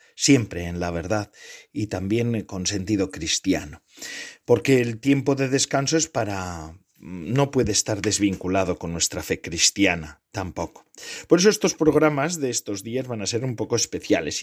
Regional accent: Spain; born or raised there

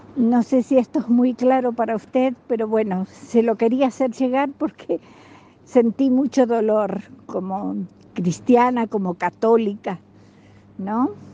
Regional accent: Argentina; moved away as an adult; also born or lived in Buenos Aires, Argentina; now in Spain; Soy argentina

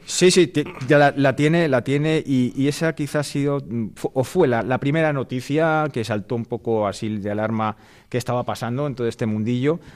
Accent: Madrid, Community of Madrid, Spain; soy abogado madrileño

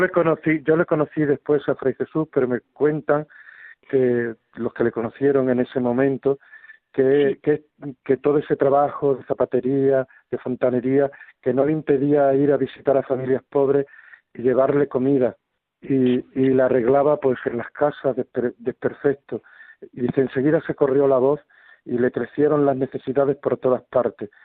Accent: Extremadura, Spain; now in Madrid, Spain; mi tierra, que, es Extremadura.

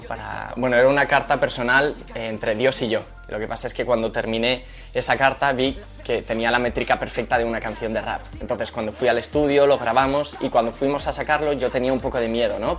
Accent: Madrid, Community of Madrid, Spain; yo nací en Madrid, de una familia cristiana

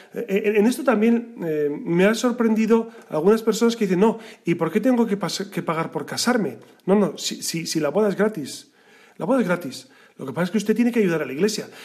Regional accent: Castile, Spain; yo soy castellano

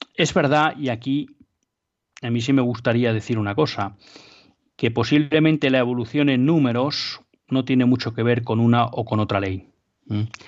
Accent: Biscay, Basque Country, Spain; de Vizcaya, de mi tierra

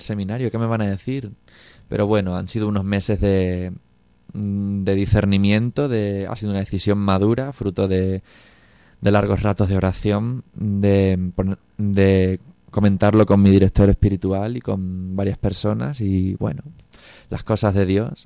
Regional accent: Cáceres, Extremadura, Spain; tengo 26 años, soy de Cáceres

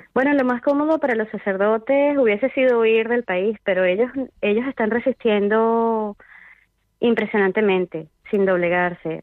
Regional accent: Vargas, Venezuela; moved away; en mi pueblo natal, que es además el Estado Vargas

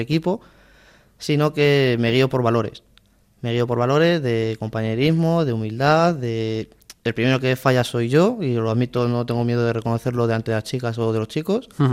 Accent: Alcorcón, Community of Madrid, Spain; mi pueblo de Alcorcón

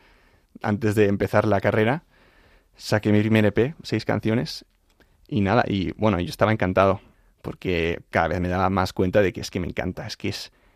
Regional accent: Madrid, Community of Madrid, Spain; moved away as an adult; now in United States; yo soy de Madrid. Crecí en un... Bueno, siempre mi padre es americano, mi madre es madrileña, mi padre estudió en Estados Unidos

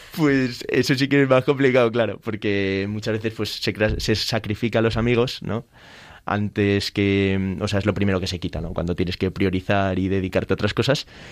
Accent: Spain; yo soy el presidente de España

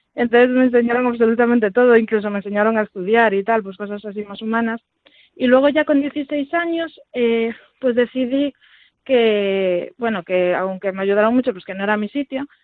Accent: Vigo, Galicia, Spain; moved away as an adult; yo soy de Vigo realmente, nací en Vigo y estuve allí, bueno, hasta la universidad

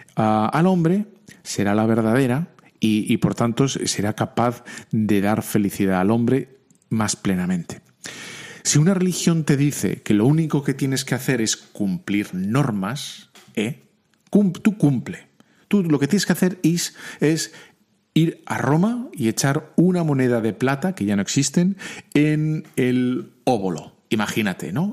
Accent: Bilbao, Basque Country, Spain; soy de Bilbao

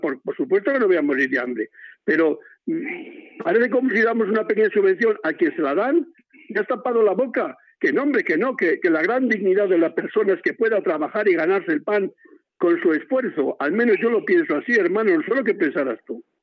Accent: Cevico de la Torre, Castile and León, Spain; mi pueblo, que es Cívico de la Torre, aquí en Palencia

